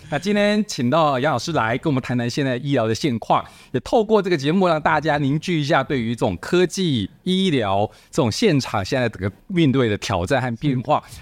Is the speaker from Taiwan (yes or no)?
yes; Taiwan; 我们台湾人